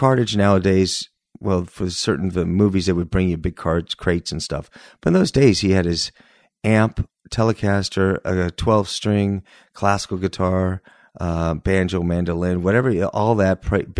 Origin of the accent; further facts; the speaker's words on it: Northridge, California, United States; Yeah, I grew up in the Valley. Northridge.